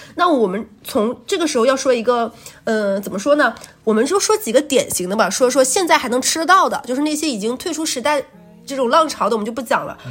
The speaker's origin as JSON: {"language": "Chinese", "region": "Jilin", "country": "China", "moved": "yes", "lives_now": "Shanghai, China", "said": "我是吉林人"}